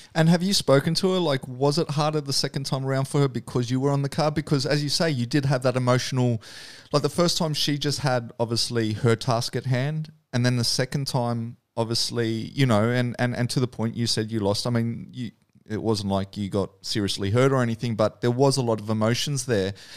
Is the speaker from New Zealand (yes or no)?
yes; New Zealand; also born or lived in New South Wales; now in Australia; growing up in New Zealand